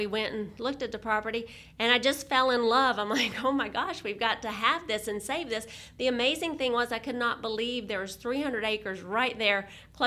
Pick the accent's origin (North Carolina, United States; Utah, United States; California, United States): North Carolina, United States; Valdese; moved away as an adult; also born or lived in Raleigh, North Carolina; my hometown of Valdez, which is in Burke County. I was born and raised there